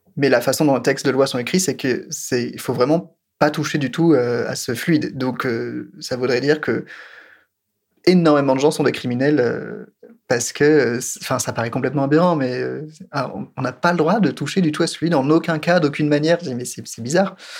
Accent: France; je suis français

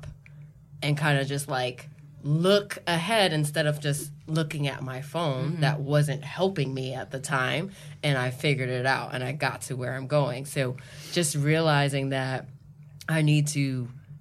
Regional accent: New York City, New York, United States; I'm a New Yorker. I take the subway damn near every day

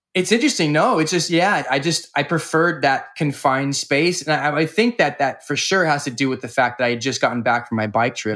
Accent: California, United States; From California.

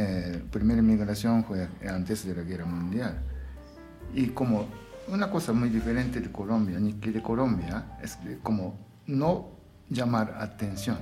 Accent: Numazu, Shizuoka, Japan; Spanish is a second language; moved away as an adult; also born or lived in Tokyo; now in Bolivia; Nacido en Japón y soy japonés

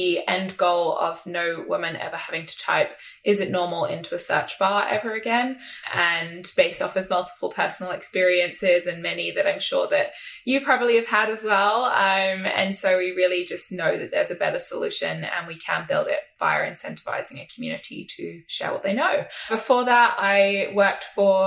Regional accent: South East England, United Kingdom; I grew up in England, sort of just southwest of London.

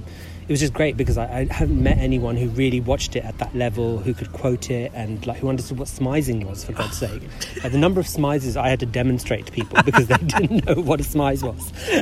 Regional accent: London, United Kingdom; I'm born and bred in London. Interesting fact, I was born in the same hospital as Prince William.

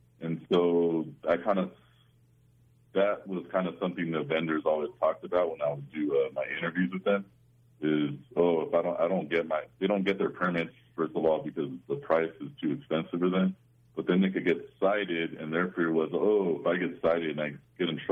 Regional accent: Southern California, United States; I grew up in Southern California

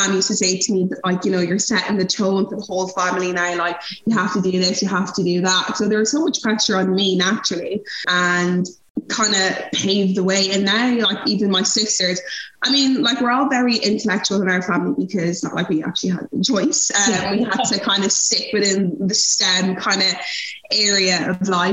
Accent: Ireland; also born or lived in Nigeria; I'm Irish

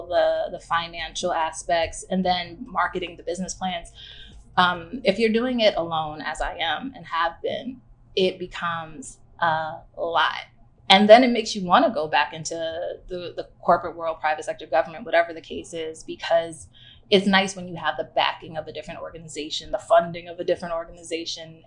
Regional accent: New York City, New York, United States; also born or lived in Barcelona, Spain; I'm a native Brooklynite. I'm from Bed-Stuy

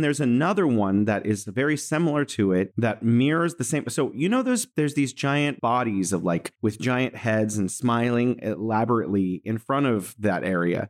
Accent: San Francisco, California, United States; now in Wuhan, China; I'm from San Francisco, California, in the U S, and I'm here in Wuhan, China

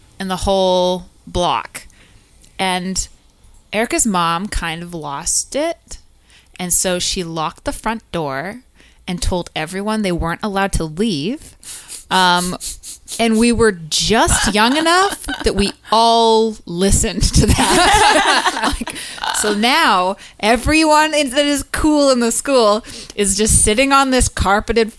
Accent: Burnaby, British Columbia, Canada; I'm from North Burnaby

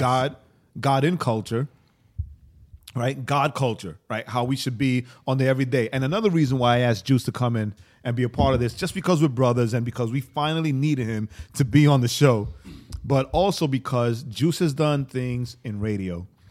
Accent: New York City, New York, United States; I'm from Queens

